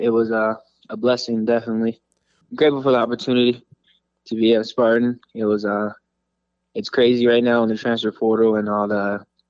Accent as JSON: {"language": "English", "town": "Los Angeles", "region": "California", "country": "United States", "said": "I'm originally from California, so it's close to home for sure."}